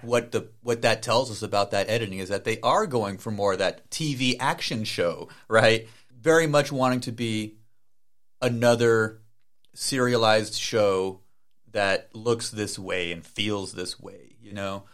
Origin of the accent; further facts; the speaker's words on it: El Paso, Texas, United States; El Paso, Texas, the Sun City, the nine one five, which is my hometown.